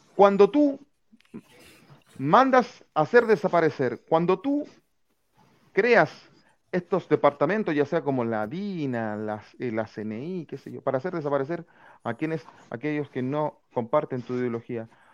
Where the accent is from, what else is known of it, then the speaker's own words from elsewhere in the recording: San Bernardo, Santiago Metropolitan Region, Chile; nosotros somos de San Bernardo